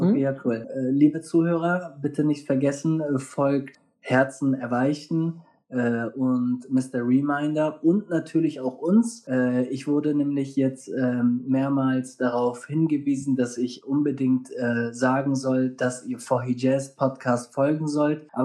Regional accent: North, Germany; Ich komme hier aus dem Norden.

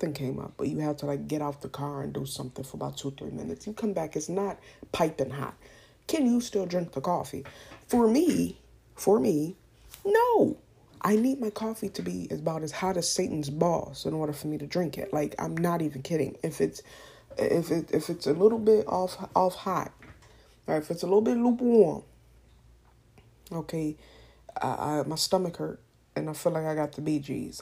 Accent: United States; I'm American

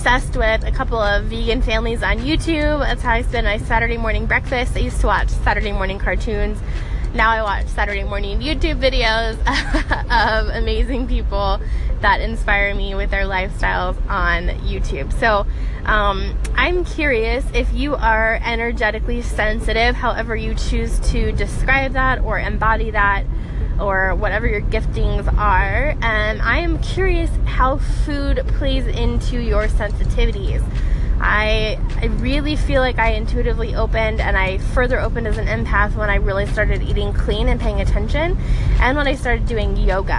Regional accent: Denver, Colorado, United States; now in Phoenix, United States; I currently am calling Phoenix home. I'm originally from Denver

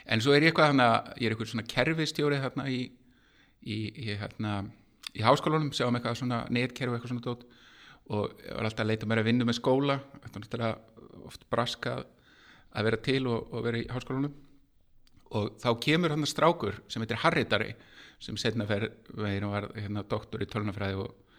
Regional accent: Garðabær, Capital Region, Iceland; ég er tölvunörd úr Garðabænum

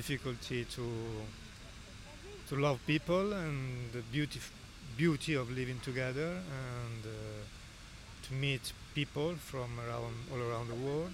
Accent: near Genoa, Liguria, Italy; English is a second language; moved away as an adult; also born or lived in Assisi, Italy; now in Melbourne, Australia; I grew up in near Genova

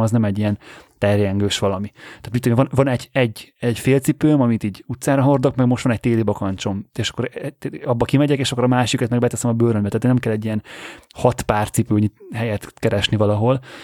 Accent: Hungary; also born or lived in Budapest

